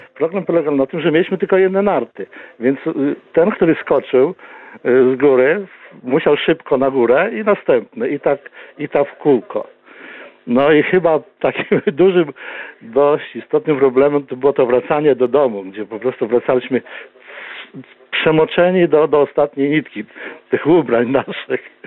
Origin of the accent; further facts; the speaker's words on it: Bychawa, Lublin Voivodeship, Poland; ja urodziłem się w Bychawie, mieszkałem przez kilkanaście lat, 10 y, kilometrów od Bychawy